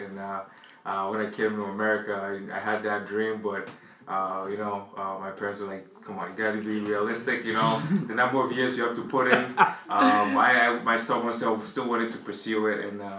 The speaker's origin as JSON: {"language": "English", "country": "Ghana", "tie": "born or raised there", "moved": "as an adult", "lives_now": "Boston, United States", "said": "growing up in Ghana, my parents were here and I was the oldest."}